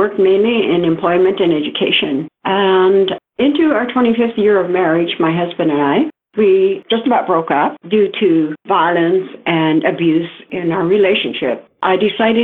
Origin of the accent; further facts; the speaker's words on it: Lillooet, British Columbia, Canada; I come from the Lillooet Nation, and that is just about 30 minutes north of Whistler in BC.